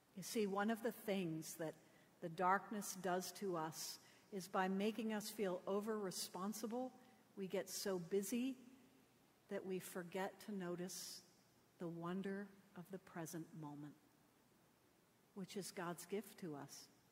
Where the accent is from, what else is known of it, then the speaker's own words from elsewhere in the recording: Connecticut, United States; I grew up in Connecticut